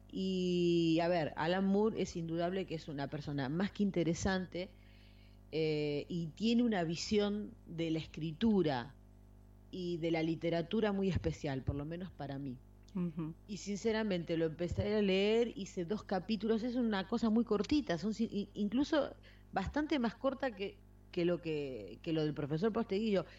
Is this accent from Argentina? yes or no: yes; Argentina; now in Spain; yo que vengo de Argentina